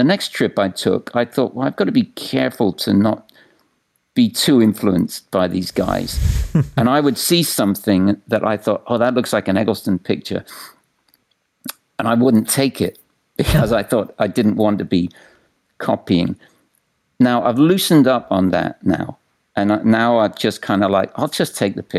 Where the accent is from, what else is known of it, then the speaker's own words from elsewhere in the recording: England, United Kingdom; also born or lived in Austin, Texas; now in New York City, United States; I'm from England, and I visited visited America a few times when I was younger